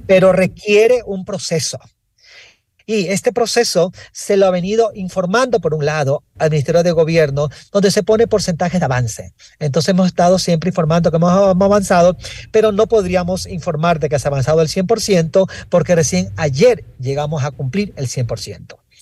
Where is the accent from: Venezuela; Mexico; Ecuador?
Ecuador; todos somos ecuatorianos